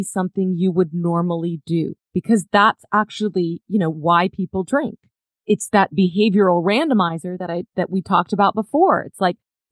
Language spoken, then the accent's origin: English; Dallas, Texas, United States; I grew up in Dallas, Texas, and my family had moved here from the East Coast